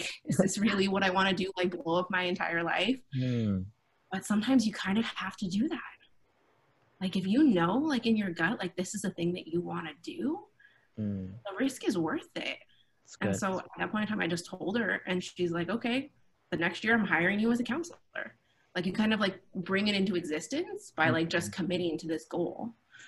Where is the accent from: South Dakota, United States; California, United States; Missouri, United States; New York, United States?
California, United States; Fremont; I grew up in Fremont, so I hadn't been anywhere